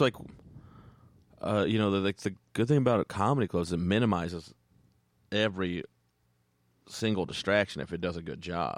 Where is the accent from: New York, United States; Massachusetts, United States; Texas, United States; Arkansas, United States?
Texas, United States; moved away; grew up in Texas